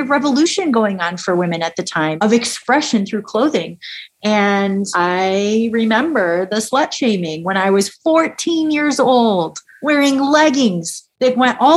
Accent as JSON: {"language": "English", "region": "upstate New York", "country": "United States", "tie": "born or raised there", "said": "I grew up in the Northeast, I grew up in upstate New York."}